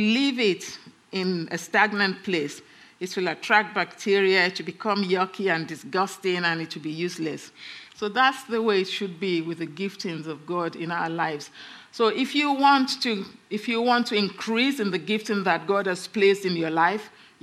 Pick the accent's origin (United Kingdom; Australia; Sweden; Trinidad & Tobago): United Kingdom; England; we're English